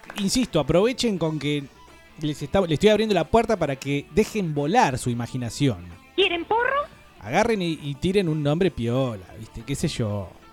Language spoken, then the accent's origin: Spanish; Argentina; como nosotros diríamos en la Argentina